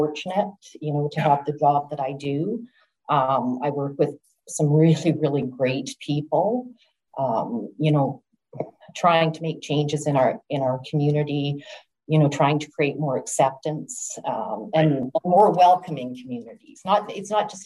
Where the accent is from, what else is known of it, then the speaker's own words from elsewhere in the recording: Kelowna, British Columbia, Canada; I was born and raised in Kelowna